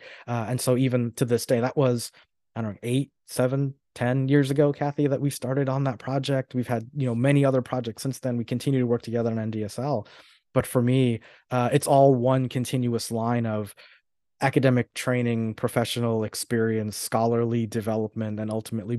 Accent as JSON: {"language": "English", "region": "New York", "country": "United States", "also_born_or_lived": "Florida", "said": "So I'm originally from New York, but I spent most of my life in Florida."}